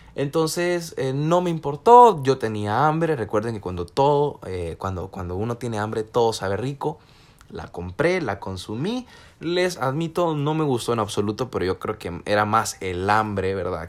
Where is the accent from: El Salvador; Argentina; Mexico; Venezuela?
El Salvador; somos salvadoreños